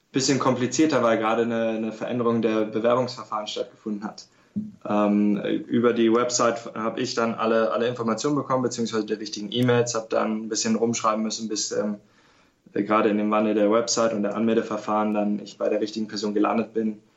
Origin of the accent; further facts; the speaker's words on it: Berlin, Germany; Ja, ähm, ich bin katholisch aufgewachsen in Berlin